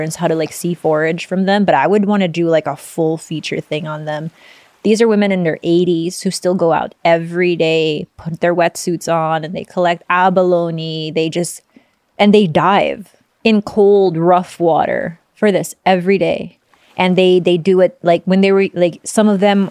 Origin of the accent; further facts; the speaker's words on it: Philippines; I'm Filipino.